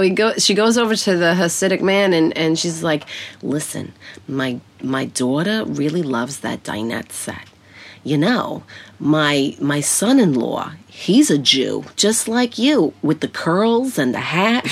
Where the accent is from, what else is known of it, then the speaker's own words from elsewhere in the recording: New York City, New York, United States; I grew up in Brooklyn, Bensonhurst